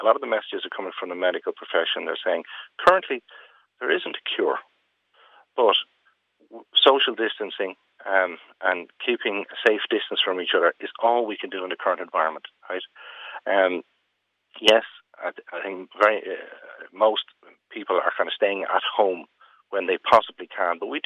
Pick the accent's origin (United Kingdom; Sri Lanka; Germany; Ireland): Ireland; Being Irish